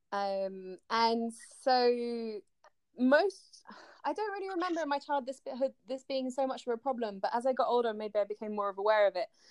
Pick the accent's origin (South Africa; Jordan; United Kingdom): United Kingdom; also born or lived in France / Japan; I live in the UK currently. Um, I'm British and French